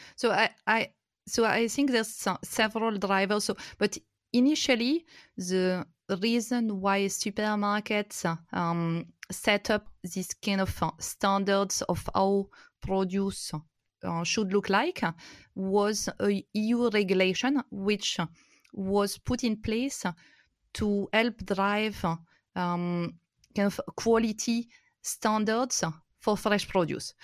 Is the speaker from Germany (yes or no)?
no; France; moved away as an adult; also born or lived in India; I'm originally from France. My grandparents were potato farmers, and, uh, I've, uh, grown up in the countryside